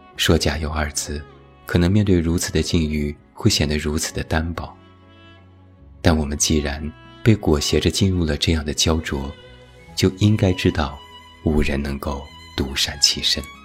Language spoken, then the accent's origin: Chinese; Shanxi, China; 我的家乡山西